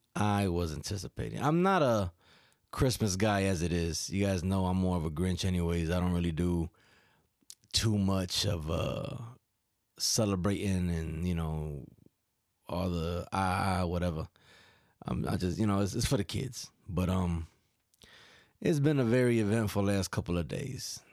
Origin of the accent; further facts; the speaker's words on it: New York, United States; accent: New York; moved away; my, my daughter and my son both emulate my accent a little bit